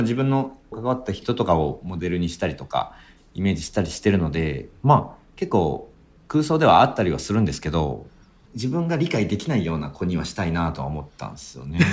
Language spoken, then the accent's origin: Japanese; Fukuoka, Japan; moved away; also born or lived in Tokyo; 劇団を主催していて、福岡が地元